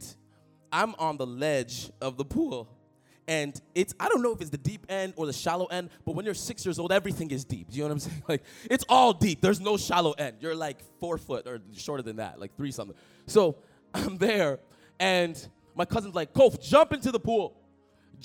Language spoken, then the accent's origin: English; Toronto, Ontario, Canada; moved away as an adult; now in Ottawa, Canada; I grew up in Toronto, a neighborhood of Toronto, a suburb called Etobicoke